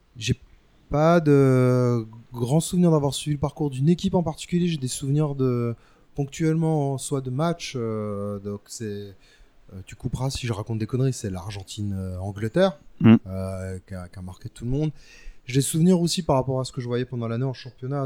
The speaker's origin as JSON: {"language": "French", "town": "Paris", "region": "Île-de-France", "country": "France"}